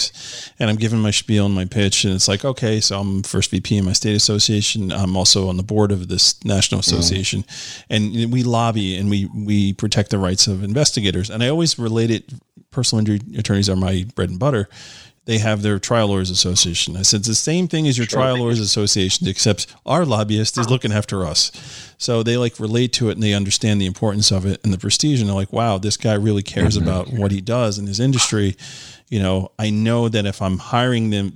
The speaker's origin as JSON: {"language": "English", "region": "New York", "country": "United States", "said": "I'm from New York"}